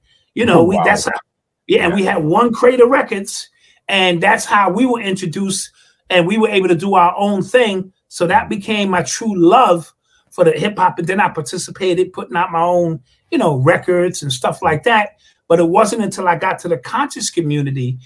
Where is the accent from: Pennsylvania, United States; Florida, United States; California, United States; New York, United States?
New York, United States; New York City; Growing up in the Bronx, three or four blocks away from Cedar Park